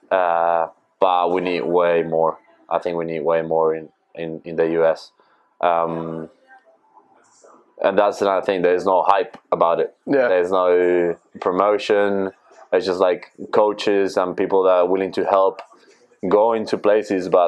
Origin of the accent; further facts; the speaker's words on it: Argentina; Uh, that's my, yeah, my team from Argentina.